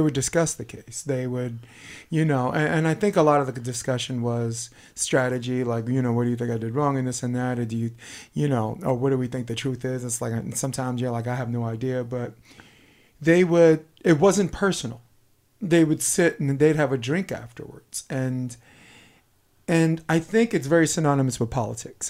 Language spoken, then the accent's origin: English; New York City, New York, United States; I'm from Brooklyn